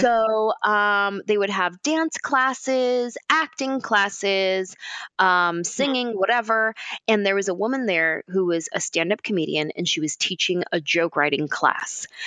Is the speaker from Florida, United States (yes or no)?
no; San Jose, California, United States; I'm from San Jose